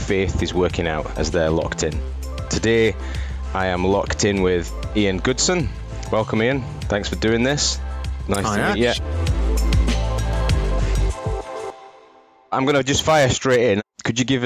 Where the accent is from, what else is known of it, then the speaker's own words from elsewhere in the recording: Wakefield, Yorkshire and the Humber, United Kingdom; I'm from Wakey myself